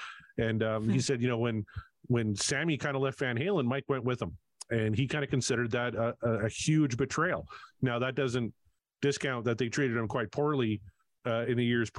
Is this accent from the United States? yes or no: no; Canada; And because I'm Canadian, I thought this was great.